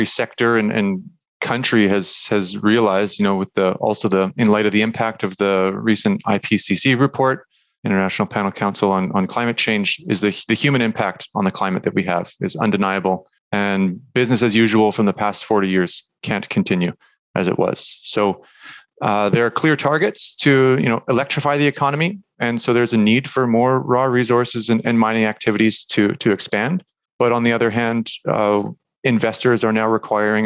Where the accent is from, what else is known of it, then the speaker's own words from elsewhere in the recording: Canada; moved away as an adult; also born or lived in Munich, Germany; now in Germany; I'm Canadian, actually, in Germany right now.